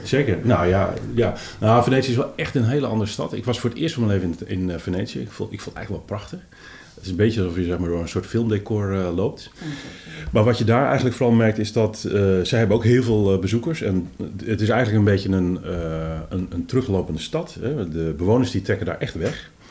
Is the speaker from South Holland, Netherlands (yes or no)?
no; Amsterdam, North Holland, Netherlands; voor ons, hè, als Amsterdammers